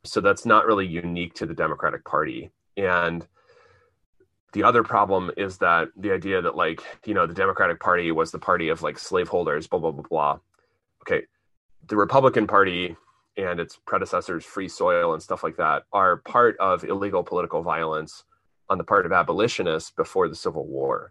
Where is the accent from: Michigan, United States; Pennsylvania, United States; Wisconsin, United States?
Pennsylvania, United States; Central; moved away; We're both from Central Pennsylvania originally